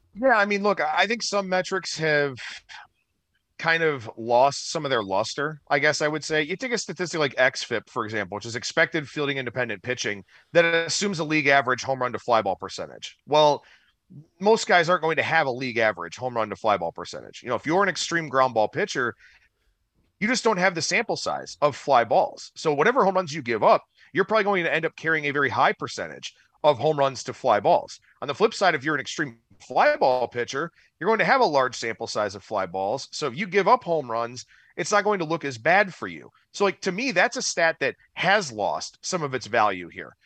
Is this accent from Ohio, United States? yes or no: yes; Cleveland, Ohio, United States; moved away as an adult; now in Las Vegas, United States; thirty-four years, born and raised in Cleveland